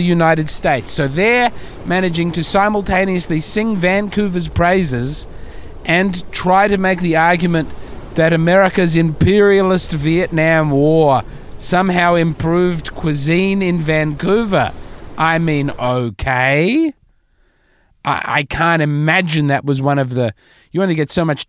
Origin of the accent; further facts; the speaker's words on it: Australia; As an Australian